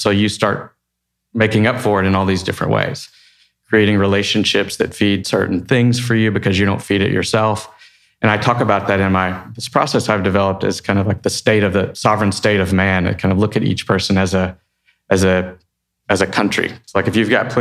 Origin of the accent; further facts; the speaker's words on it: Texas, United States; I'm from Texas